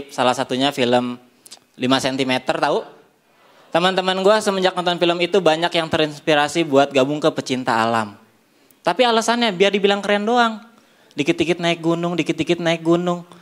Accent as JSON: {"language": "Indonesian", "town": "Bogor", "region": "West Java", "country": "Indonesia", "tie": "born or raised there", "said": "Coba kalau mainnya di kampung gue di Bogor."}